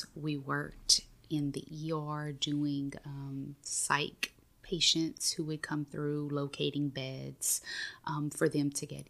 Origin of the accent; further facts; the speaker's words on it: Maurice, Louisiana, United States; now in Breaux Bridge, United States; I am originally from Maurice, Louisiana, which is a small town outside of Lafayette.